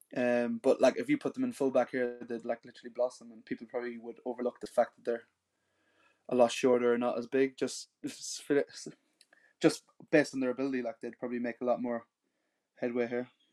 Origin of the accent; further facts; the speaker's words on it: Sligo, Connacht, Ireland; moved away as an adult; also born or lived in Japan; now in New Zealand; So I grew up in a small town called Sligo in the northwest of Ireland